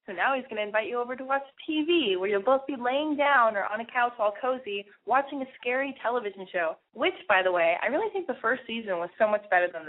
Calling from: California, United States; I'm from California. I'm 20.

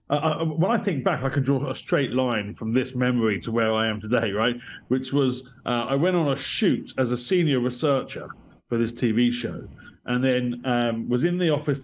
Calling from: Kentish Town, London, United Kingdom; From Dallas, Texas, you are communicating with Kentish Town in northwest London.

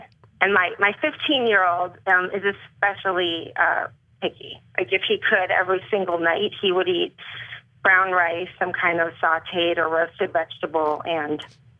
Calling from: California, United States; From the Bay Area.

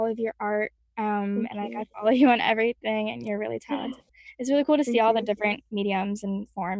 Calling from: Pennsylvania, United States; I'm coming from a few minutes outside Philadelphia, and I'm the music partnerships coordinator on the music team.

